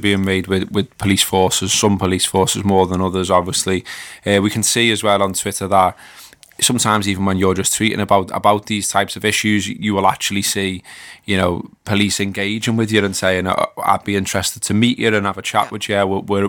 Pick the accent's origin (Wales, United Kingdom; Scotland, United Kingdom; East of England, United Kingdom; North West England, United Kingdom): North West England, United Kingdom; Liverpool; I literally had a copper goading me for being a Scouser, so calling me all kinds because he was a Manc.